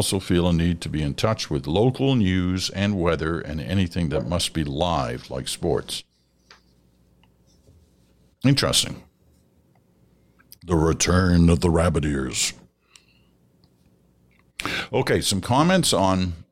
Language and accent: English; Liverpool, North West England, United Kingdom; I grew up in the UK listening to the Dimbleby brothers in my hometown of Liverpool.